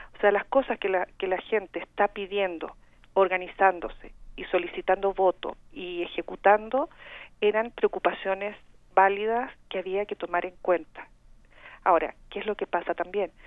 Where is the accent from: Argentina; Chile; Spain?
Chile; accent: Chilean; moved away as an adult; now in Mexico; tengo este acento chileno porque soy chilena de origen